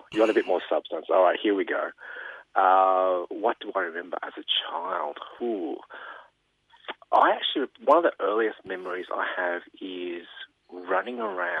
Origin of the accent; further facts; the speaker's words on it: Springvale, Victoria, Australia; We grew up in Springvale.